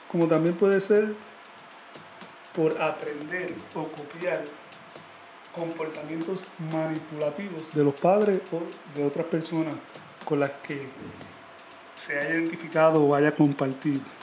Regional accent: Puerto Rico; nosotros como puertorriqueños

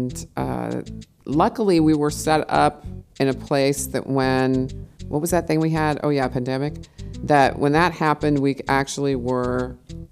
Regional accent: United States; moved away as an adult; also born or lived in Los Angeles; now in Berlin, Germany

